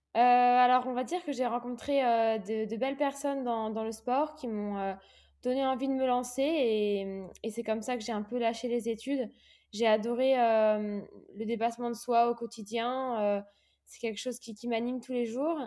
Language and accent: French; Réunion; moved away as an adult; also born or lived in Aix-en-Provence; je suis partie de l'île de la Réunion, là où, j'ai grandi